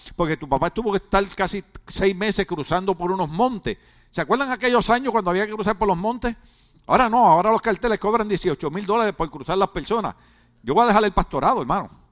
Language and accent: Spanish; Puerto Rico; yo soy boricua